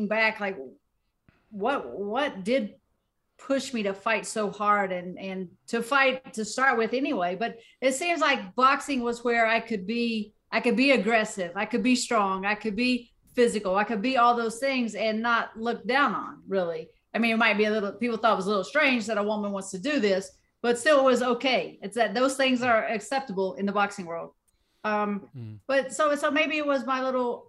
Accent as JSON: {"language": "English", "region": "Southern West Virginia", "country": "United States", "said": "I'm from Southern West Virginia"}